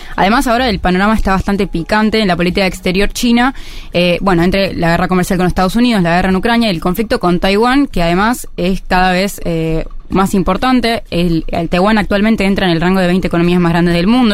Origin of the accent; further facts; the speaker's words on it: Argentina; nosotros como Argentina